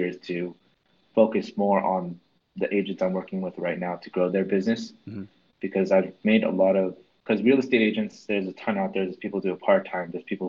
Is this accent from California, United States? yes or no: yes; California, United States; I moved from Northern California to Southern California.